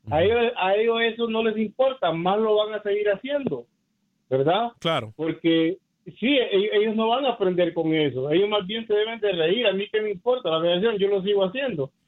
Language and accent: Spanish; Mexico; now in Los Angeles, United States; yo soy mexicano